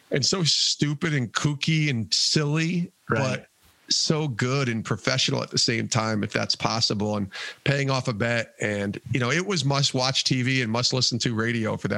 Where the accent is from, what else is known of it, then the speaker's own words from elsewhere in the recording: Colorado, United States; I'm from Colorado, so I love.